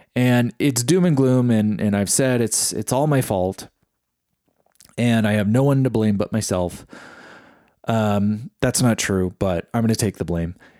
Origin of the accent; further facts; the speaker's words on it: East Bay, San Francisco Bay Area, California, United States; I grew up in the Bay Area of California, so that's, like, around San Francisco, Oakland area. And we were, we were considered East Bay